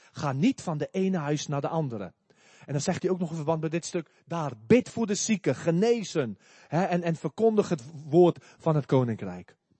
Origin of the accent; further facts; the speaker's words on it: South Africa; moved away; ik kom uit Zuid-Afrika.